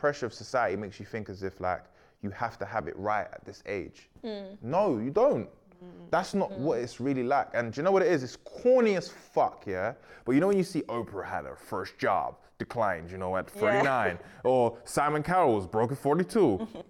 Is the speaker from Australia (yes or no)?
no; Sierra Leone; I'm from Sierra Leone, bro. My dad was not speaking like that.